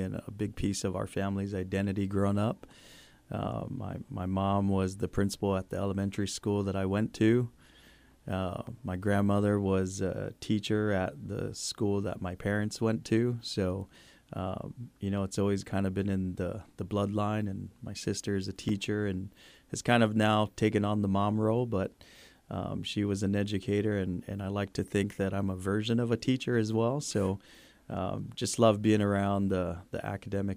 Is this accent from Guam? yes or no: yes; Guam; moved away; when we grew up in Guam.